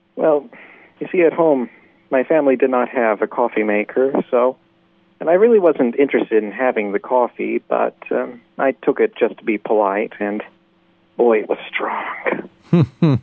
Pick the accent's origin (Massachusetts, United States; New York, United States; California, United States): New York, United States; although my accent doesn't always show it, I'm from New York where we have coffee talk